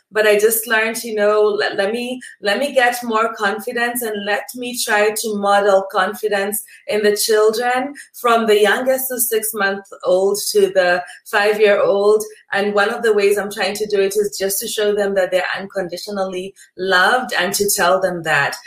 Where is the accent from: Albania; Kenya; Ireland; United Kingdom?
Kenya; my country of origin is Kenya in East Africa.